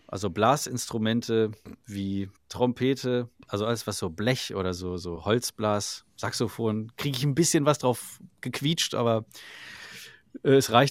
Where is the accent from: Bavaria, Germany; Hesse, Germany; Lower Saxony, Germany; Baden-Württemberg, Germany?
Lower Saxony, Germany; Salzgitter; aus Salzgitter.